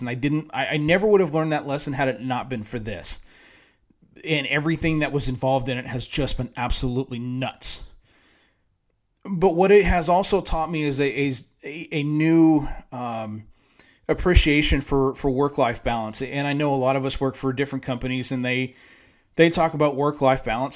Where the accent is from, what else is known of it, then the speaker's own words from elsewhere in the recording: San Diego, California, United States; moved away as an adult; now in Dallas-Fort Worth, United States; growing up in San Diego